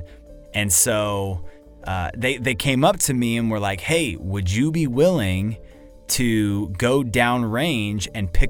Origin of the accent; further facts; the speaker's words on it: Dallas, Texas, United States; I come from Dallas, Texas. I am a full-time cinematographer out there